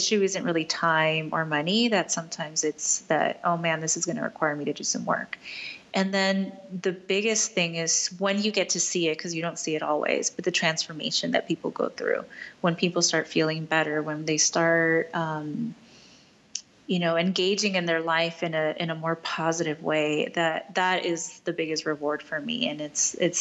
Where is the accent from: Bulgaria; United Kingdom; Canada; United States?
United States; I'm Latina, I'm Mexican American